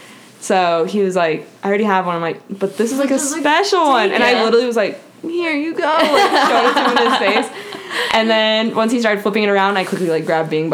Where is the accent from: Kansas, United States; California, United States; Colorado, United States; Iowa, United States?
Colorado, United States; Highlands Ranch; I'm from Colorado. Highlands Ranch, specifically.